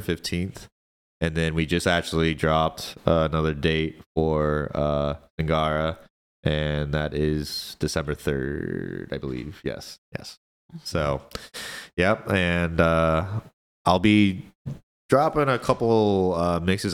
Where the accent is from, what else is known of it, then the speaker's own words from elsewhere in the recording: Kansas City, United States; my part in just the K C community, um, and I, and I just say that just because this is my hometown